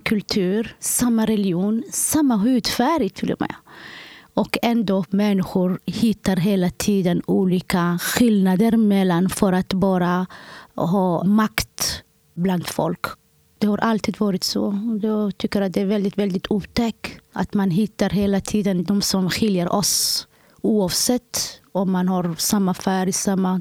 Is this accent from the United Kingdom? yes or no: no; Somalia; now in Sweden; Jag kommer från Somalia.